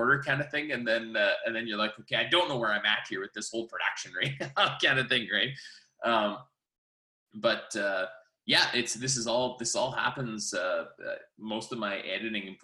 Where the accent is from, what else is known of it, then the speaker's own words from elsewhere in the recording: Saskatchewan, Canada; where I come from